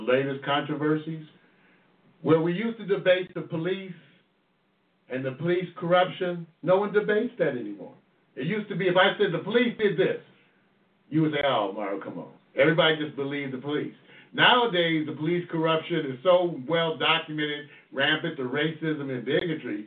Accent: United States; I grew up here in the U.S. all my life

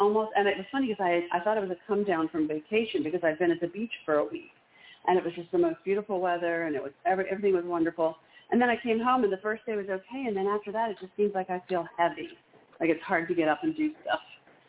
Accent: Maryland, United States; I'm from Maryland.

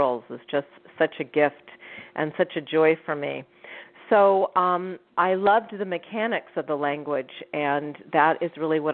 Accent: San Francisco, California, United States; now in Los Angeles, United States; I was born and raised in San Francisco. I currently live in Los Angeles

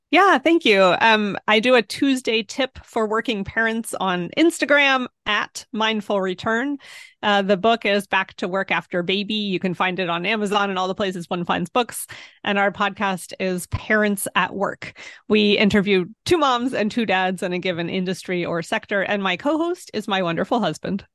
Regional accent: Pennsylvania, United States; moved away; also born or lived in Washington, D.C.; I'm from Pennsylvania

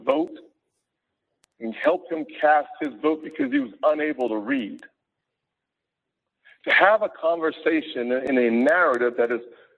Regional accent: Charleston, South Carolina, United States; The Civil War of this nation started in my hometown

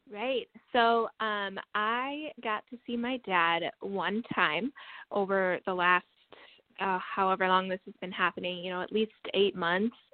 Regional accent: La Crosse, Wisconsin, United States; now in Madison, United States; I am from Wisconsin. I am from La Crosse, Wisconsin, which is um, on the south side of the state, and that is currently where my dad lives. And right now, I live in Madison, Wisconsin.

